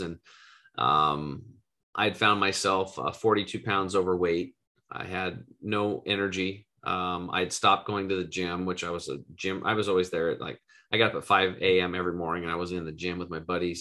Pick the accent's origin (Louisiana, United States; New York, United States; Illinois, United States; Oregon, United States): Oregon, United States; Eastern; I grew up in Eastern Oregon, total redneck, hunting and fishing, grew up on a cattle and hay farm